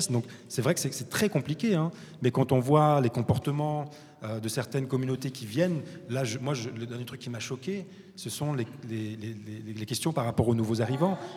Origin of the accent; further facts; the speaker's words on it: Morocco; moi, en tant que Marocain et voyageant et travaillant la moitié du temps en, Afrique